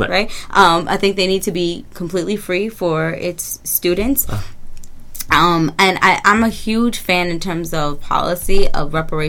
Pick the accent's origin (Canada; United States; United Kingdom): United Kingdom; England; He's my favorite. I'm English, so...